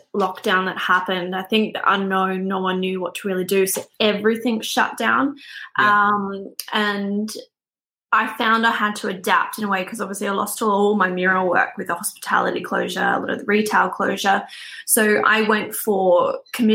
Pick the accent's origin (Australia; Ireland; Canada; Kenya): Australia; moved away as an adult; also born or lived in Netherlands; now in Belfast, United Kingdom; I am from Australia